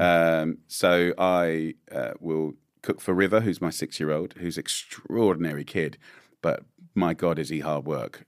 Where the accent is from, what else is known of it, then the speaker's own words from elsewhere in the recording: England, United Kingdom; as an English boy